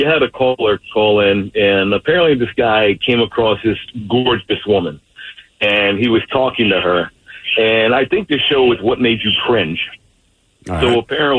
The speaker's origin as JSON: {"language": "English", "region": "New Jersey", "country": "United States", "said": "New Jersey, originally."}